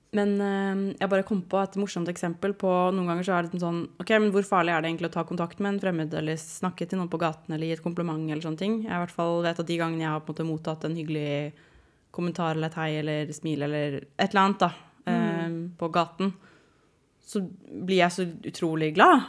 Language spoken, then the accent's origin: Norwegian; Asker, Akershus, Norway; jeg er fra Asker